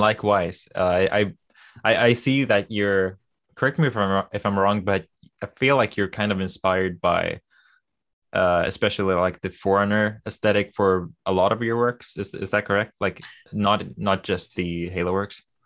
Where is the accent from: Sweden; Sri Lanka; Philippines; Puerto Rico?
Sweden; accent: Swedish; English is a second language; I never liked my accent 'cause it's, uh, you know, the typical Swedish, I don't really have the typical Swedish accent, but I don't have a perfect American accent either